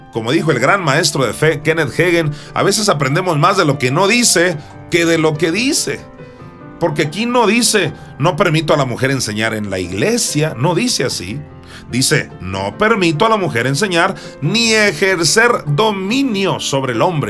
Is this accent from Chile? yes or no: no; Juan José Ríos, Sinaloa, Mexico; en Juan José Río, Sinaloa, donde yo nací